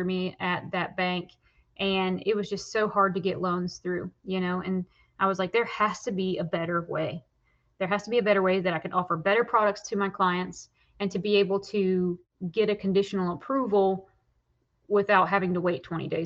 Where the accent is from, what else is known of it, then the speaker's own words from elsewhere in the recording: Tennessee, United States; also born or lived in Smoky Mountains; we're originally from the Tennessee area with the Partons, but moved here in 2011 with my singing career